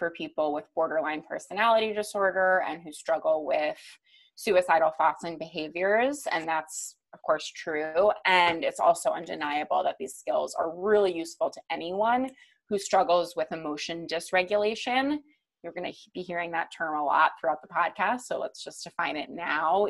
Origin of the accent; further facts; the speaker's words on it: East Coast, United States; I grew up on the East Coast